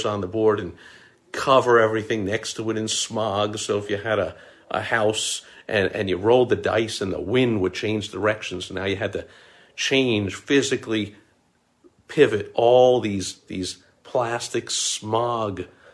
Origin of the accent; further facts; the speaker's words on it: New York, United States; I was growing up in New York